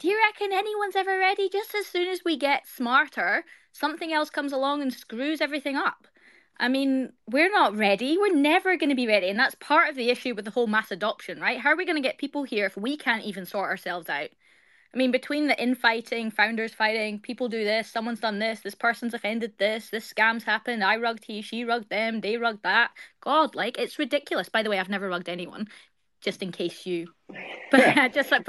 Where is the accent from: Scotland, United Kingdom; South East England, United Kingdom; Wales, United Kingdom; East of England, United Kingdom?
Scotland, United Kingdom; now in Australia; I live in Australia. I'm Scottish by birthright, but I live in Australia.